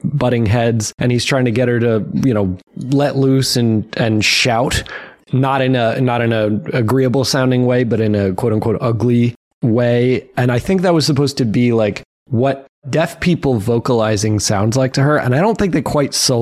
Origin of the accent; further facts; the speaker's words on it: New Hampshire, United States; where I grew up in New Hampshire